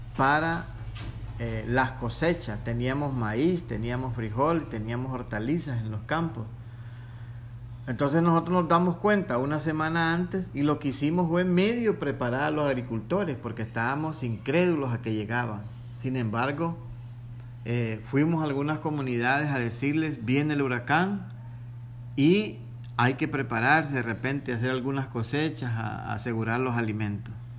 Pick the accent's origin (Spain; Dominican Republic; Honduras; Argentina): Honduras; como hondureños